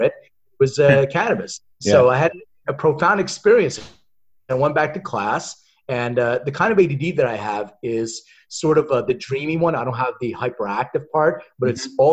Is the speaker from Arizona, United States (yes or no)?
no; Philadelphia, Pennsylvania, United States; I'm originally from Philly. Mm-hmm. So I grew up in Philadelphia